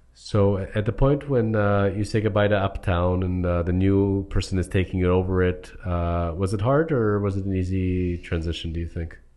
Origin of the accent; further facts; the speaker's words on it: Toronto, Ontario, Canada; we're from Toronto, Ontario, Canada area